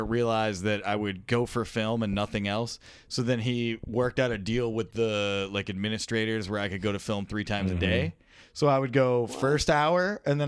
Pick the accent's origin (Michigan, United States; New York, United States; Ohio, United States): Michigan, United States; Dearborn; I'm from Dearborn